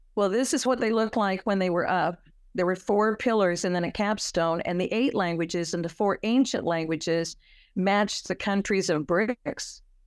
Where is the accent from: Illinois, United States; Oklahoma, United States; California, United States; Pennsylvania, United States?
California, United States; I'm from California